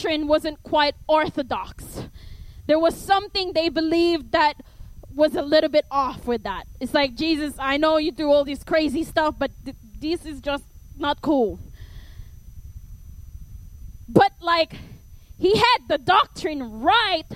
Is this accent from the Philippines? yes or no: yes; Philippines; accent: Filipino; my Filipino accent